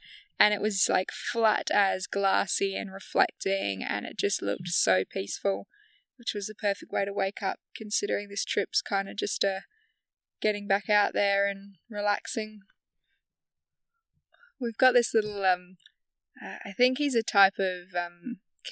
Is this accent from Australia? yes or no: yes; the Hills, South Australia, Australia; also born or lived in Morgan, South Australia; I grew up in the hills